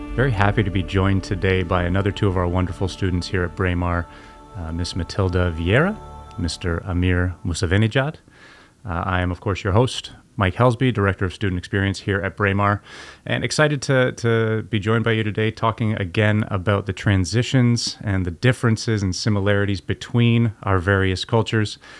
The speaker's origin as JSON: {"language": "English", "country": "Canada", "tie": "born or raised there", "said": "growing up in Canada"}